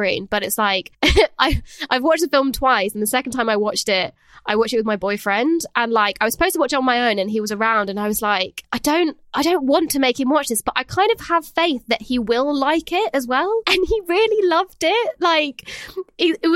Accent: France; moved away; I grew up in France

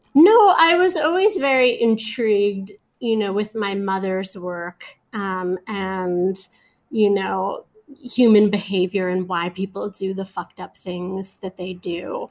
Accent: New York City, New York, United States; I grew up in Flatbush, which is sort of in the middle of Brooklyn

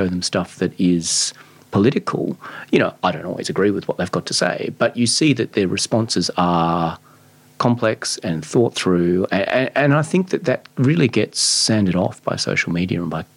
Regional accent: Adelaide, South Australia, Australia; I grew up in Glenelg, the sex crime capital of Australia.

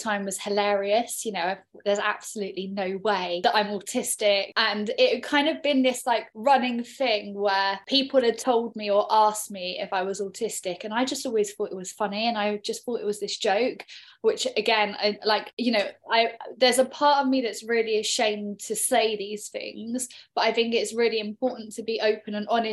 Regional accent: Bristol, South West England, United Kingdom; now in London, United Kingdom; I'm originally from Bristol

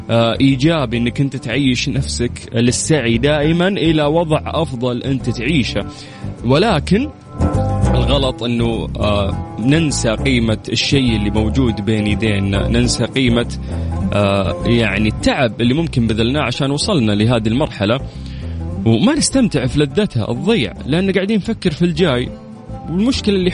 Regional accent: Tabuk, Tabuk Province, Saudi Arabia; من تبوك

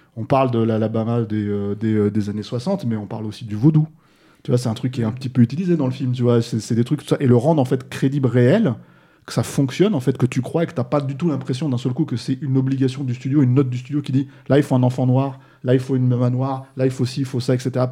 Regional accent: France; chez nous en France

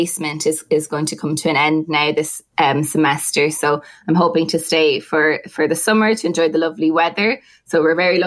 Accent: Athboy, County Meath, Ireland; moved away as an adult; also born or lived in Maynooth; now in Ottawa, Canada; I'm from Athboy. I'm from a small area

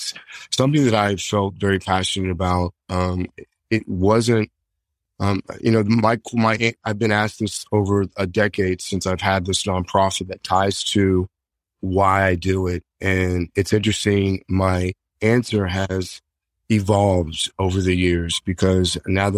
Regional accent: Hutchinson, Kansas, United States; my hometown, Hutchinson, Kansas

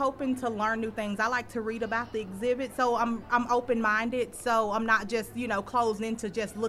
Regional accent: Stringer, Mississippi, United States; I'm actually not from Jackson. I'm from Stringer, Mississippi.

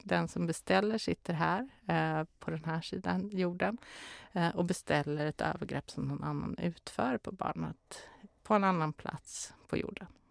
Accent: Karlstad, Värmland, Sweden; moved away; also born or lived in Stockholm; Jag är ju från Karlstad så jag är ju inte från Stockholm

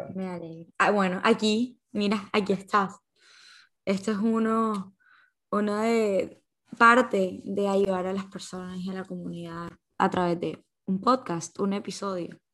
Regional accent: Colombia; uno como colombiano, uno como persona joven

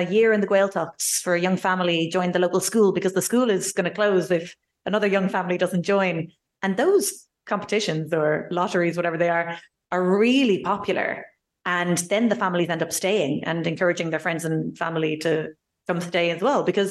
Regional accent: Ireland; also born or lived in Basque Country; Like, no, we're Irish. Like, let's be proud of all our history, everything that's been built in our little island.

